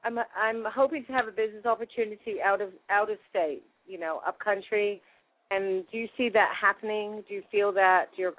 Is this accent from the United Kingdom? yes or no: yes; Exeter, South West England, United Kingdom; accent: American; now in United States; I'm from Exeter, and I'm hoping my mum and dad will come over here if they're well enough, but... you know, if not, I'll be going there. But it's I haven't been in England in a long time. I've been here about 33 years, and I've got an American accent now.